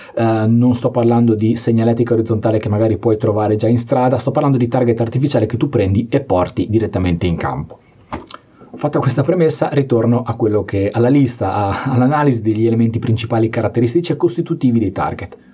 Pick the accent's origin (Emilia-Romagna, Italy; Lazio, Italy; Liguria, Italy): Liguria, Italy; sono anche ligure